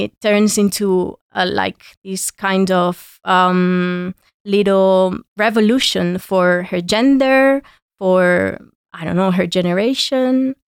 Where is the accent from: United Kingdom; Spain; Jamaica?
Spain; Granada, Andalusia; my hometown in Granada